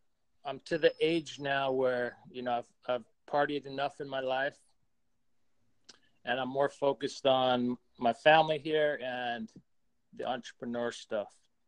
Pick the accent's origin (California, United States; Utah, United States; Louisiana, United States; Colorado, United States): Utah, United States; Salt Lake City; moved away as an adult; also born or lived in Seattle; now in Austin, United States; I grew up in Salt Lake City in Utah, and I lived there for about 36 years.